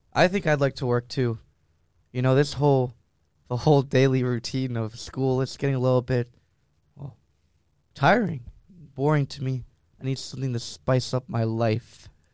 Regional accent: Miami, Florida, United States; moved away; my hometown of Miami

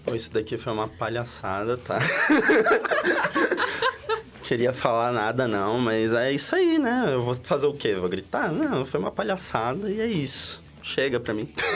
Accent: São Paulo, Brazil; now in Florianópolis, Brazil; eu sou de São Paulo, capital, eu tenho 22 anos.

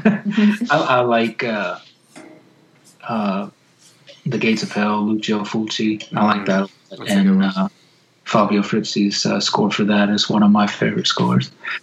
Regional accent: Arkansas, United States; from Arkansas

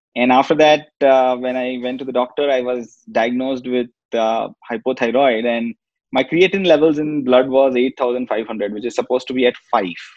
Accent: Kolkata, West Bengal, India; born and brought up in Calcutta

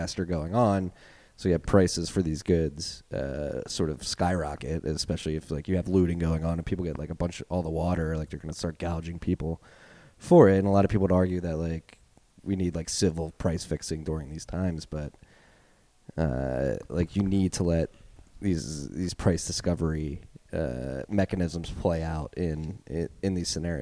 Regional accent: Philadelphia, Pennsylvania, United States; accent: Philly; my Philly accent

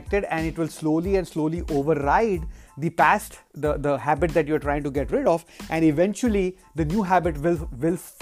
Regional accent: India; moved away; when I was growing up in India

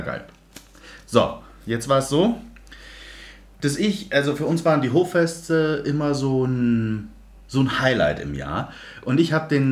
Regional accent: Munich, Bavaria, Germany; ich bin, wie erwähnt, im Westend aufgewachsen

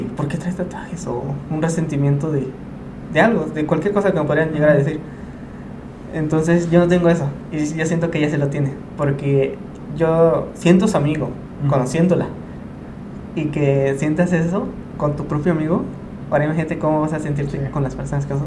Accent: Mexico; tengo una Virgen de Guadalupe en la espalda. como todo mexicano

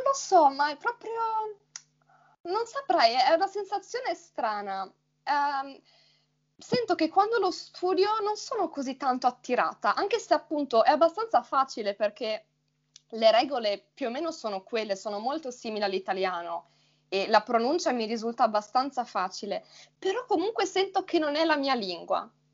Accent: Friuli-Venezia Giulia, Italy; accent: neutral; io vengo dal Friuli, Venezia Giulia.

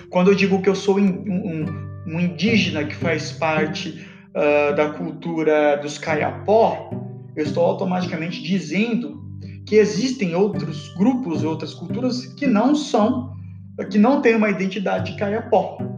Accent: Pará, Brazil; Se eu sou paraense, portanto, não sou paulista.

